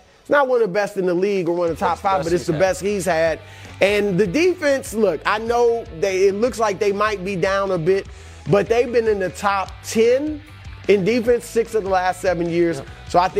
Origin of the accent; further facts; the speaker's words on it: Cleveland, Ohio, United States; I am from Cleveland